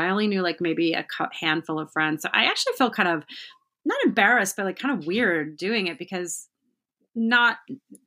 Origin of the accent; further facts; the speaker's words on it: Omaha, Nebraska, United States; I grew up in Omaha, Nebraska.